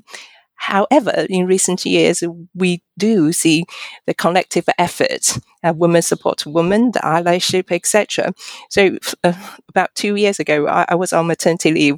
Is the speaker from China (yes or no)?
yes; China; now in United Kingdom; I'm a Chinese by origin, but I'm also a British citizen.